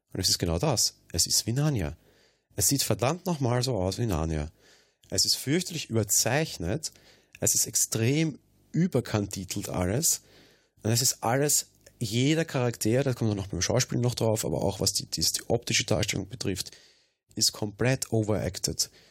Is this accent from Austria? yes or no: yes; Austria; bei uns in Österreich